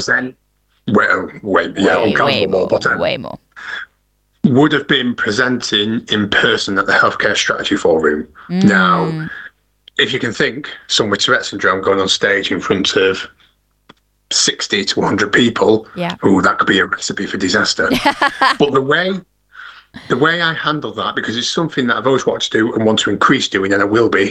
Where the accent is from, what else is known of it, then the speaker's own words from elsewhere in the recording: Manchester, North West England, United Kingdom; I was born and bred in Manchester